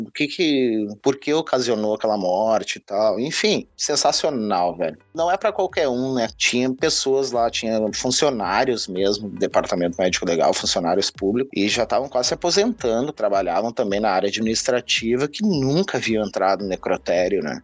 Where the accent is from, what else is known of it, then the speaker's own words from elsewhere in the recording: Viamão, Rio Grande do Sul, Brazil; moved away as an adult; also born or lived in Porto Alegre; now in Australia; sou nascido em Porto Alegre, criado em Viamão, mais precisamente na Vila Santa Cecília